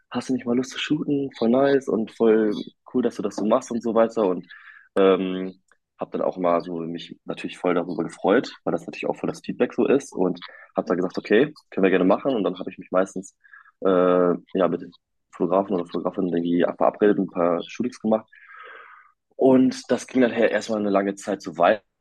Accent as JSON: {"language": "German", "region": "North Rhine-Westphalia", "country": "Germany", "said": "Ich bin äh, 24 Jahre alt und ich komme aus der Nähe von Münster."}